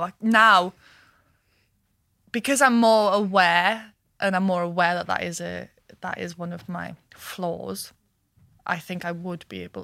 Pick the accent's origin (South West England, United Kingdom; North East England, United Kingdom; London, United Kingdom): North East England, United Kingdom; Washington; Washington, northeast of England. If I ever lose my accent, I I'm so proud of where I come from